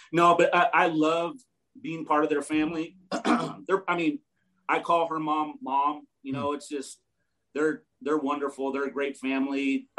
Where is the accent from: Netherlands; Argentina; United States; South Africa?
United States; Duarte, California; I grew up in Duarte, Duarte.